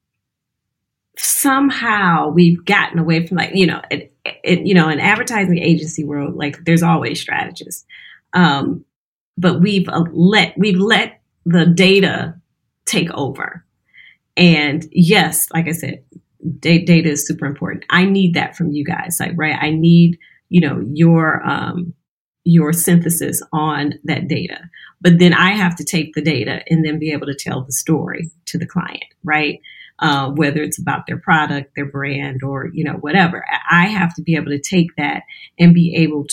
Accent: Louisiana, United States; now in Detroit, United States; I'm originally from Louisiana. I'm here in Detroit, but originally from Louisiana

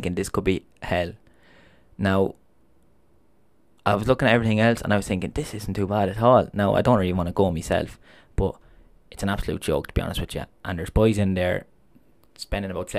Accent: Longford, County Longford, Ireland; I'm from Longford

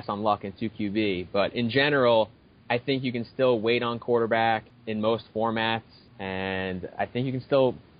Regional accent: Lindenhurst, New York, United States; growing up in my hometown, Lindenhurst in New York

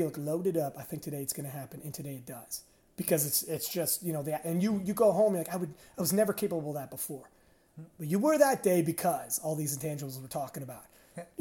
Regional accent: Canada; I'm from Canada

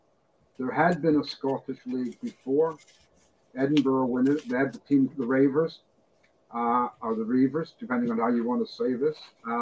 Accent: Canada; moved away as an adult; now in Glasgow, United Kingdom; I live in Glasgow. I have lived in Glasgow since 1987. I came to Britain in 75. I grew up playing baseball in Canada.

